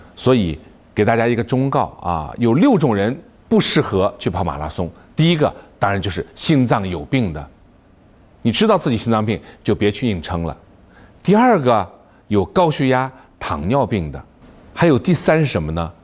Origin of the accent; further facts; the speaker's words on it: China; 我们中国人